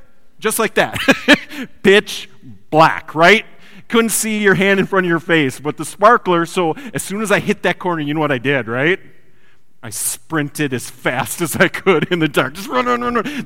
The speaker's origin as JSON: {"language": "English", "region": "Wisconsin", "country": "United States", "moved": "yes", "said": "I come from Wisconsin"}